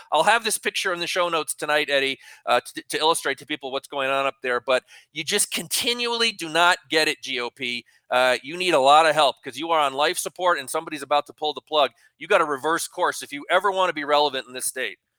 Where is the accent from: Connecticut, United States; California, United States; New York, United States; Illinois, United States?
Connecticut, United States; now in New Mexico, United States; my home state of Connecticut